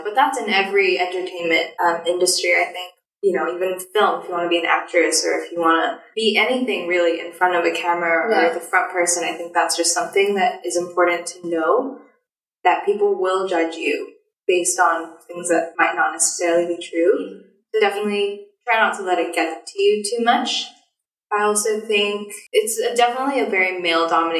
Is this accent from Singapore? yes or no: yes; Singapore; now in Hong Kong; I'm Singaporean